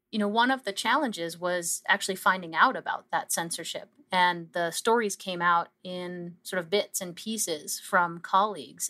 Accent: Canada; we as a Canadian scientific community

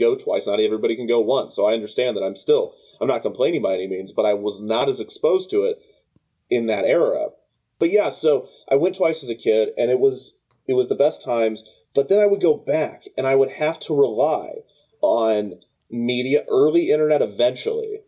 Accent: Kansas City, Missouri, United States; I grew up in Kansas City and we have Worlds of Fun

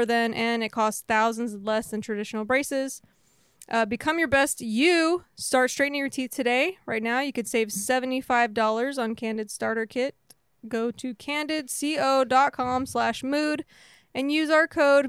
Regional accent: Texas, United States; I'm from Texas

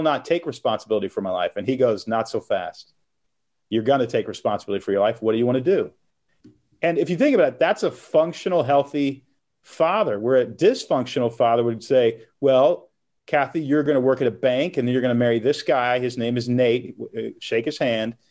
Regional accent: Texas, United States; moved away as an adult; also born or lived in Portland, Oregon; now in Nashville, United States; I grew up in Texas, moved to Portland, Oregon when I was 21.

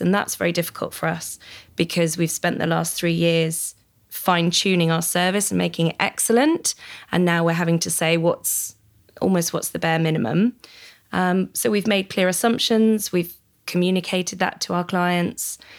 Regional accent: United Kingdom; as a British citizen

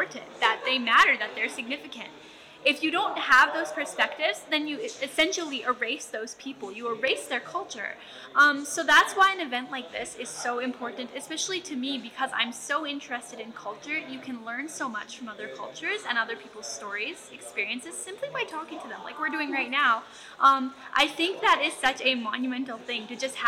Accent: Winnipeg, Manitoba, Canada; My family is from Ebb and Flow First Nation, but I was born in Winnipeg

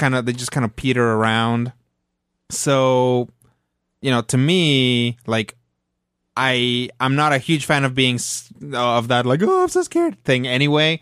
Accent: Mexico; moved away; I grew up in Mexico, so I watched Plaza Sésamo

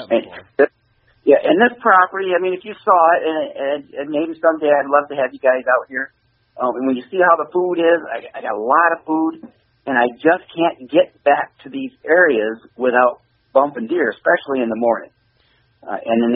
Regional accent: Michigan, United States; we're from Michigan

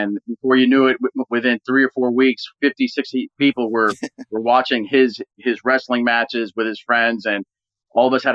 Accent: New York City, New York, United States; we grew up in Sunnyside, blue collar area outside of New York, in Queens

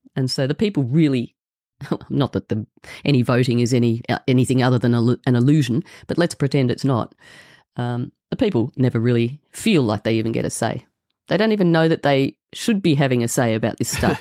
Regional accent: Australia; I'm from Australia

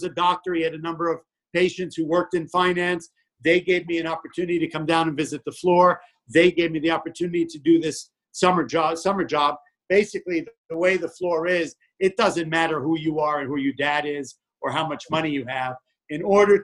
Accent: New York, United States; I grew up in New York

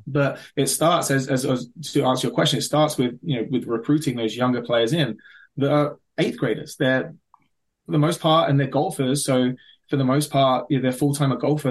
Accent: London, United Kingdom; moved away as an adult; now in Maryland, United States; I grew up in the London area.

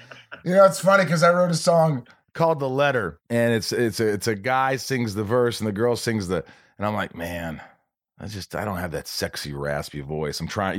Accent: Southern Indiana, United States; I grew up in Southern Indiana

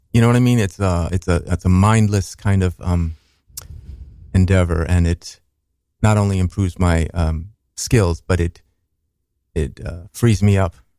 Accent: Minneapolis, Minnesota, United States; I said Minnesota, but we were in Minneapolis

